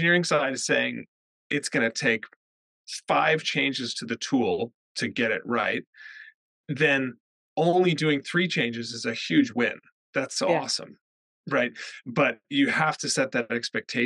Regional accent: the American West, United States; moved away as an adult; now in United Kingdom; I grew up in the American West where water is scarce

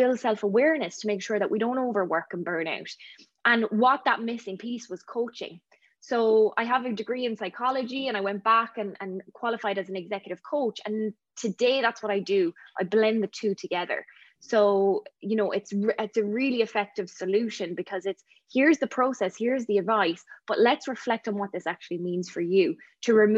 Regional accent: Ireland; moved away as an adult; now in Vancouver, Canada; I'm from Ireland

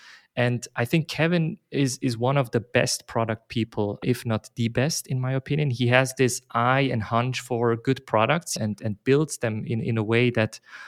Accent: Basel, Basel-Stadt, Switzerland; now in Zurich, Switzerland; I'm from Basel originally, but I live in Zurich

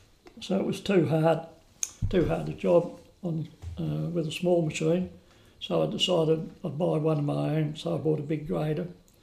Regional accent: Melton, Victoria, Australia; moved away as an adult; now in Lismore, Australia; I was born in Melton, which is Western Highway. We were approximately 50 k's from Melbourne on the Ballarat and Mullet. Melton was a little village very similar to Lismore, 300 or 400 people.

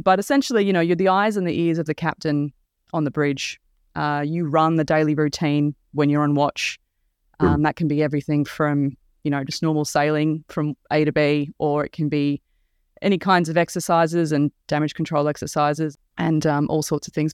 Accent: Mornington Peninsula, Victoria, Australia; I'm from the Mornington Peninsula, down where HMAS Cerberus is

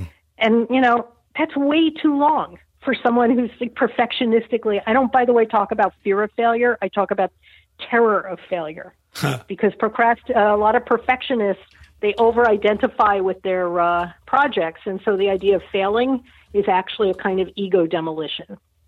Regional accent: New York, United States; I'm from New York and I love my hyperbole, but I had to let it go. New Yorker

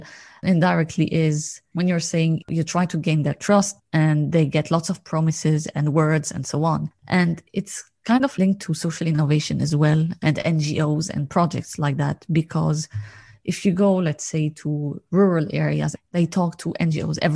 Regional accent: Lebanon; I come from Lebanon

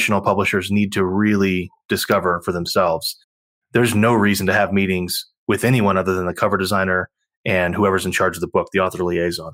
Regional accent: Texas, United States; I'm from Texas

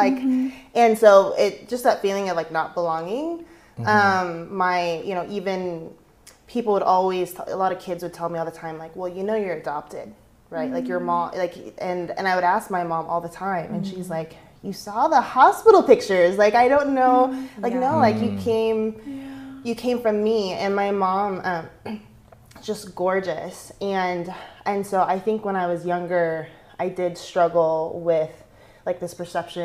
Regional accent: Rogue Valley, Oregon, United States; also born or lived in Las Vegas / Washington, D.C.; I was born and raised in the Valley, so my mom actually went to Phoenix High School

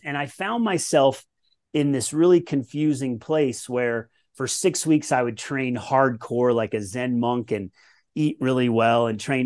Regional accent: Colorado, United States; I grew up in Colorado

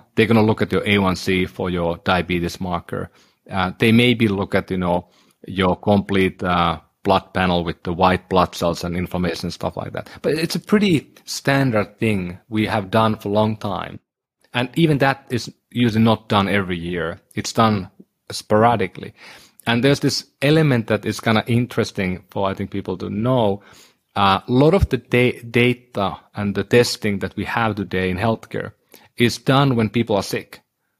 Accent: northern Finland, Finland; so I'm from Northern Finland, my ancestry is certain type

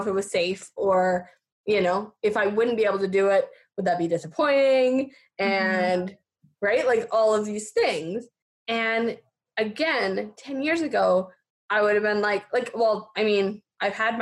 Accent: Fernie, British Columbia, Canada; I grew up in Fernie, here in Fernie

